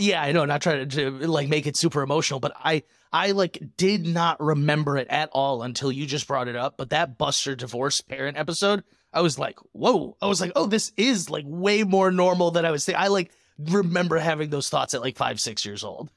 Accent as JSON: {"language": "English", "region": "Michigan", "country": "United States", "tie": "born or raised there", "moved": "yes", "lives_now": "Arizona, United States", "said": "Growing up in Michigan"}